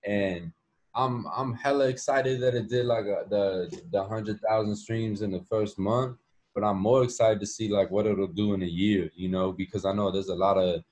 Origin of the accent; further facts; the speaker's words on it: Chicago, Illinois, United States; I'm from Chicago